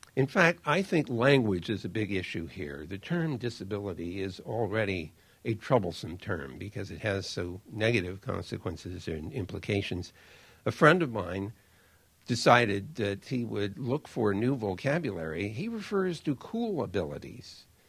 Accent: United States; I'm an American

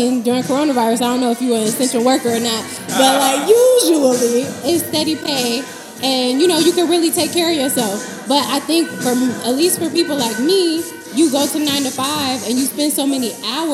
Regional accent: West Coast, United States; I'm from the West Coast.

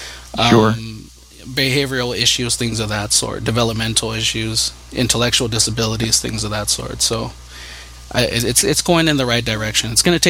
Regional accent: California, United States; I'm from California

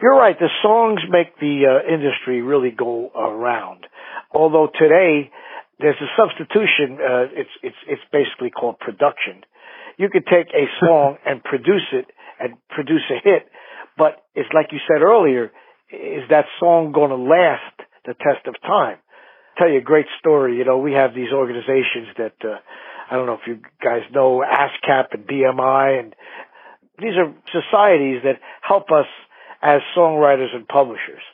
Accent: New York, United States; from New York. I'm from New York.

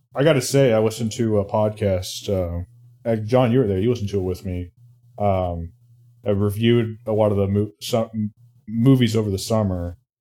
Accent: Indiana, United States; my home state of Indiana

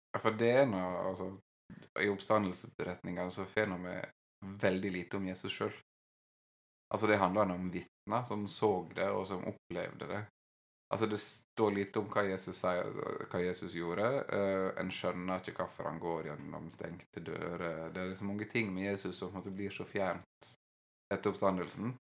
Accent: Western Norway, Norway; ikke noe jeg har vokst opp med på Vestlandet

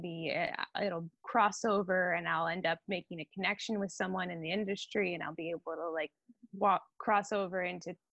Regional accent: Hummelstown, Pennsylvania, United States; I am from Hummelstown, Pennsylvania. It's a little town about 5 minutes from Hershey

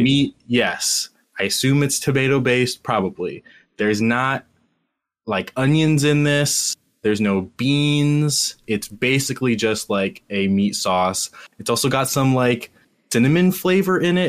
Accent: Cincinnati, Ohio, United States; I am from Cincinnati

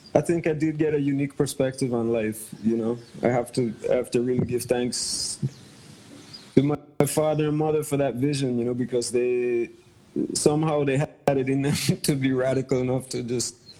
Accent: Bermuda; also born or lived in Caribbean; now in Hawaii, United States; Originally, I'm from Bermuda, um, via growing up in the Caribbean

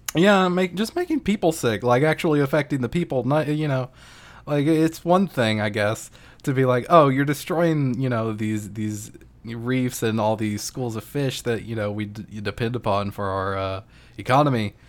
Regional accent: United States

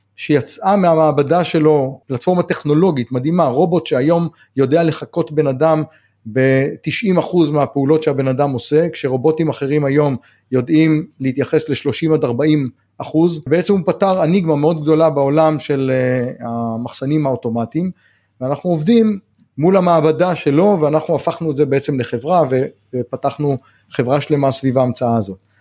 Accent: the Negev, Southern District, Israel; also born or lived in Kibbutz Hatzerim; אני נולדתי בנגב, אני חי בנגב כל החיים

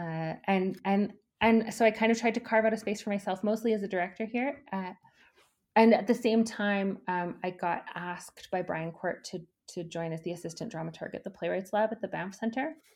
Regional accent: Edmonton, Alberta, Canada; I grew up in Edmonton

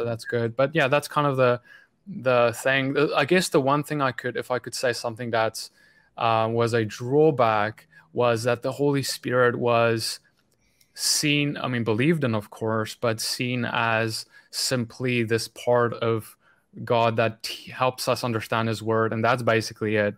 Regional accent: South Africa; moved away as an adult; I grew up in South Africa

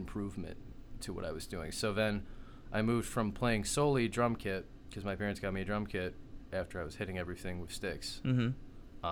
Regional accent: Richmond, Michigan, United States; now in St. Clair Shores, United States; I'm from the great white city of Richmond, Michigan

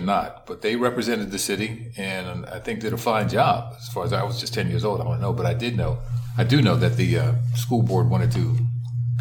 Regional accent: Philadelphia, Pennsylvania, United States; as a young African-American male growing up in West Philadelphia

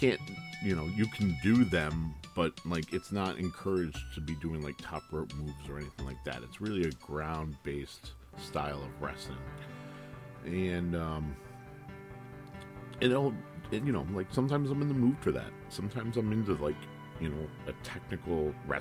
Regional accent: United States

